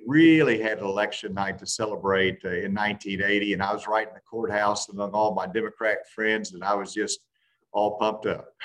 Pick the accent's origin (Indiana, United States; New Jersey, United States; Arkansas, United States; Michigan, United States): Arkansas, United States; a president from my home state